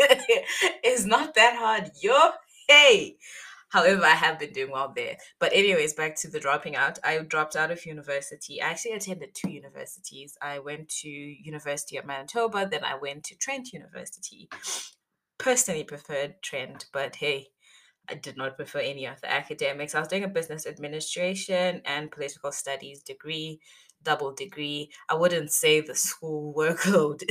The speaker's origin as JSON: {"language": "English", "country": "Zimbabwe", "said": "I am from Zimbabwe and I am 23 years old."}